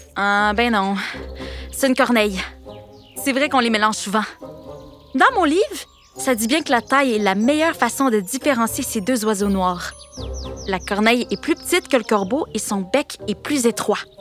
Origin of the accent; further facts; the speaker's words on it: Canada; chez nous au Canada